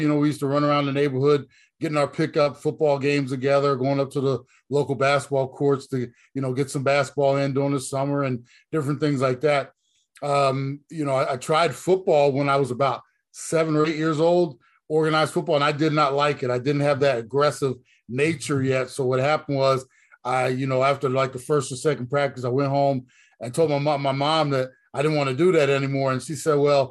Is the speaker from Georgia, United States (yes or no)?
no; Browns Mills, New Jersey, United States; also born or lived in Trenton, New Jersey; I was born and raised over in South Jersey, actually born in Trenton, New Jersey, when I was about 4.5 years old. My mother and father moved me and my brother to a small farm town in South Jersey.